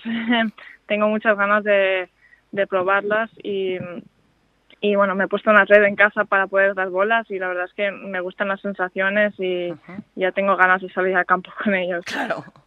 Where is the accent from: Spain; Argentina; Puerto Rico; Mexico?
Spain; yo sigo siendo española